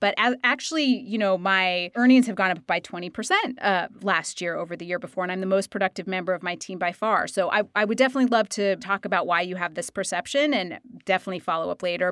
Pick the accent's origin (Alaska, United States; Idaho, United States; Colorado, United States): Idaho, United States; I am from Idaho